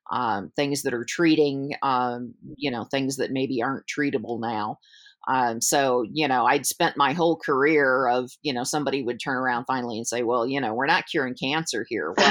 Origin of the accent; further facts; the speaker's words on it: Georgia, United States; also born or lived in Michigan; I'm I'm from the South. I'm from in the states. I'm from Georgia.